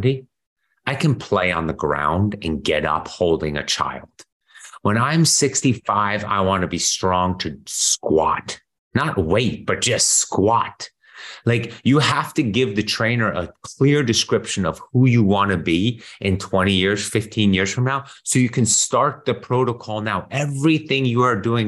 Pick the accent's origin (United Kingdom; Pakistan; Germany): Germany; moved away; I grew up in Europe, especially Germany